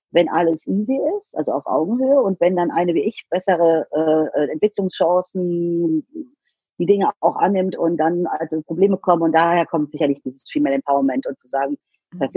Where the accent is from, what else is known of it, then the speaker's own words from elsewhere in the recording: Rhineland-Palatinate, Germany; ich komme eben nicht aus Berlin oder Hamburg oder München, sondern ich komme aus Rheinland-Pfalz halb aus dem Westerwald, halb aus der Eifel